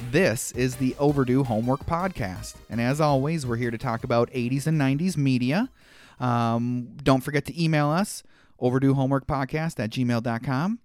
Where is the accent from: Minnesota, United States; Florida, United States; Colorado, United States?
Minnesota, United States; as a Minnesotan